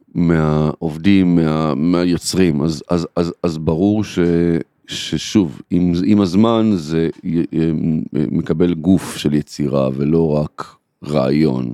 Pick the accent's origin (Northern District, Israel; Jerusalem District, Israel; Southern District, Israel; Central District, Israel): Central District, Israel; Kfar Saba; also born or lived in Tel Aviv; אני אה, גדלתי בכפר סבא